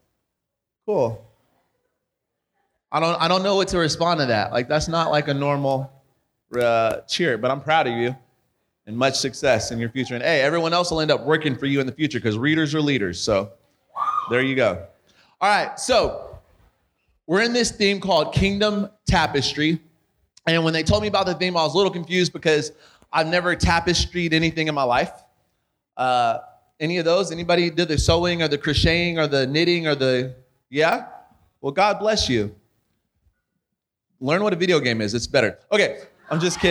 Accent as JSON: {"language": "English", "region": "California", "country": "United States", "moved": "yes", "lives_now": "Arizona, United States", "said": "we're from California, and then we moved to Arizona"}